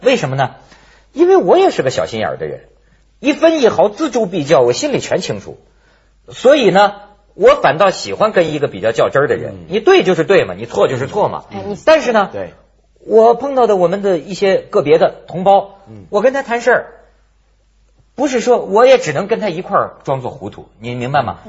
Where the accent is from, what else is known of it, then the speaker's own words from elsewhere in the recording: China; 我作为一个大陆人